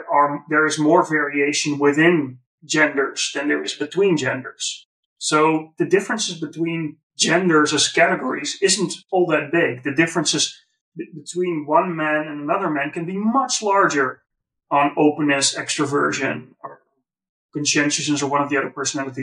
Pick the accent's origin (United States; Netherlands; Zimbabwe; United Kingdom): Netherlands; white guy from the Netherlands